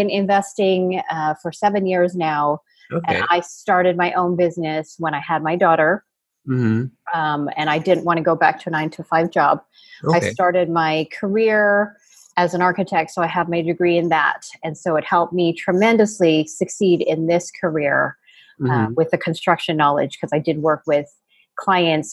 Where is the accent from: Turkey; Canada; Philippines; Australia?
Canada; moved away as an adult; now in San Diego, United States; I am actually Canadian